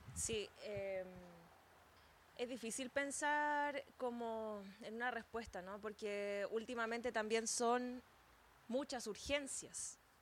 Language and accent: Spanish; San Felipe, Valparaíso, Chile; Soy de San Felipe específicamente